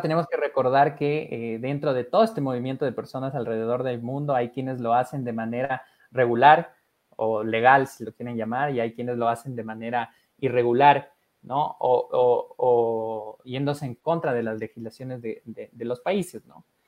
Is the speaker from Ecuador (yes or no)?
yes; Ecuador; aquí de Ecuador